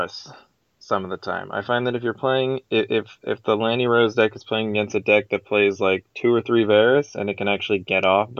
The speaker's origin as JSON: {"language": "English", "town": "Madison", "region": "Wisconsin", "country": "United States", "said": "I'm from Madison, Wisconsin in the U.S."}